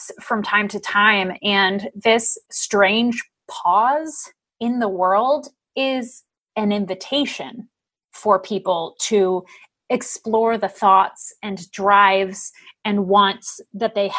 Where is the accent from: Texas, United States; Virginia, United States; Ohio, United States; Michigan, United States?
Ohio, United States; now in Oregon, United States; where I grew up in Ohio